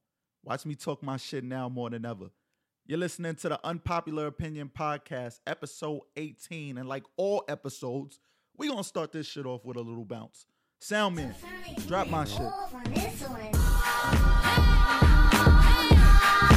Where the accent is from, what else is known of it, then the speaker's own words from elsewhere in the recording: New York City, New York, United States; I'm from Harlem, bro. I heard we got rezoned. I'm uptown